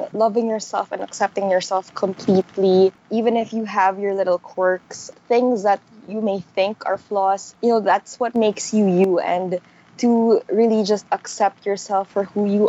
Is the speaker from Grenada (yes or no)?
no; Manila, Metro Manila, Philippines; I grew up in Manila